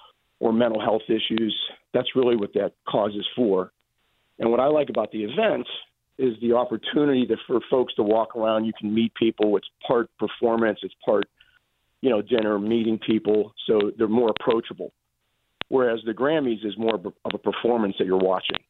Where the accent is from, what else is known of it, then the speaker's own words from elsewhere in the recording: Pittsburgh, Pennsylvania, United States; now in Los Angeles, United States; I'm from Pittsburgh